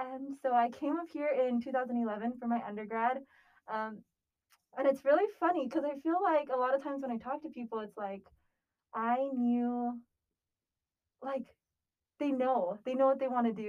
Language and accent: English; Aiea, Hawaii, United States; now in Provo, United States; I was born and raised in Aiea, Hawaii, which is on the island of Oahu.